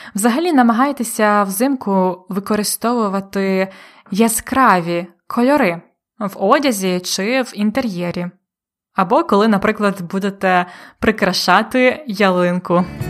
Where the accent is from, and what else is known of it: Ukraine